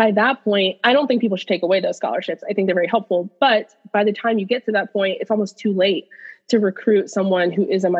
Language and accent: English; United States; also born or lived in Pakistan; I moved to the United States and I was less than a year old. So American is my culture.